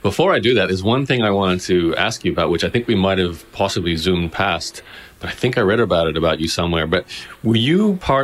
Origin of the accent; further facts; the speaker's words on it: Australia; moved away; also born or lived in Toronto; I grew up in Australia